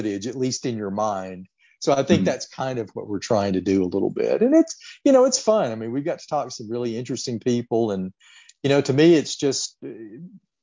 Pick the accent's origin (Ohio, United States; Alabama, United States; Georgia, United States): Alabama, United States; Birmingham; growing up in Birmingham